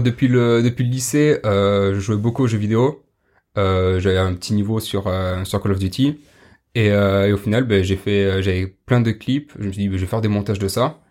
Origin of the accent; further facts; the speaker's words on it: Pau, Nouvelle-Aquitaine, France; je viens du sud-ouest de Pau